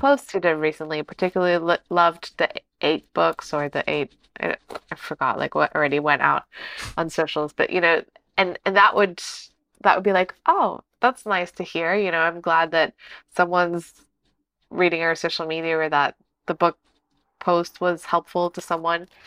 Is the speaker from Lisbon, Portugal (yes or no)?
yes; Lisbon, Portugal; moved away as an adult; now in Porto, Portugal; I'm from Lisbon.